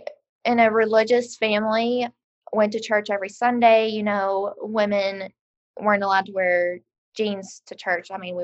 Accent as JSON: {"language": "English", "region": "West Virginia", "country": "United States", "moved": "as an adult", "lives_now": "Roanoke, United States", "said": "So I'm from West Virginia, hence the accent. That's makes it very obvious. I grew up in a Methodist church where my great-grandpa was the pastor"}